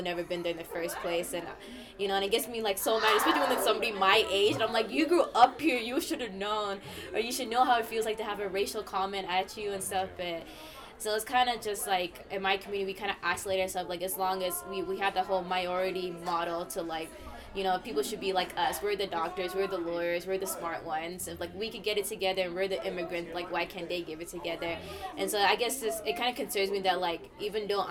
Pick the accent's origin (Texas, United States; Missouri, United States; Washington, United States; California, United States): Texas, United States; Dallas; I was born and raised in Dallas, Texas